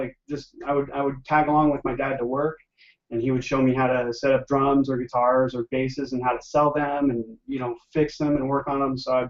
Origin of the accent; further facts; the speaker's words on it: Orange County, California, United States; Oh, where am I from? The Southern California. I was born and raised in Orange County. So this is my home.